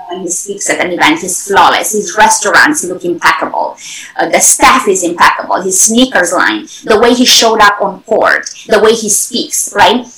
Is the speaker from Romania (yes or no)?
yes; Romania; moved away as an adult; also born or lived in Germany; now in United States; originally from Europe, I grew up in Romania, I studied in Germany, and then right now, United States has been my home for over 20 years.